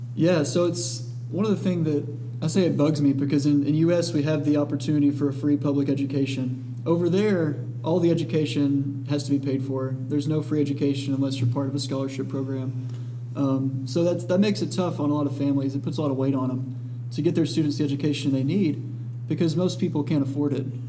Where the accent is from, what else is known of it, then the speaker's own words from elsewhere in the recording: Dalton, Georgia, United States; moved away as an adult; now in Atlanta, United States; I am from Dalton, Georgia